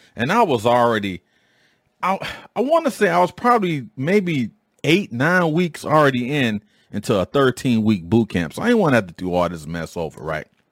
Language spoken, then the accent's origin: English; Detroit, Michigan, United States; I grew up in Detroit